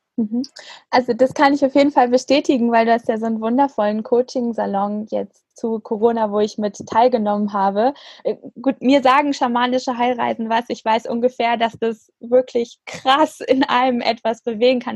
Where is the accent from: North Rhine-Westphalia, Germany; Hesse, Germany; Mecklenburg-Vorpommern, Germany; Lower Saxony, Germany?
Hesse, Germany; Frankfurt; meiner Geburtsstadt Frankfurt